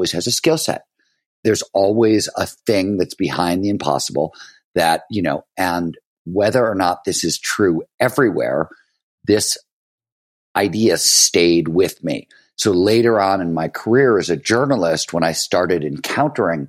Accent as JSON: {"language": "English", "town": "Cleveland", "region": "Ohio", "country": "United States", "tie": "born or raised there", "also_born_or_lived": "Chicago"}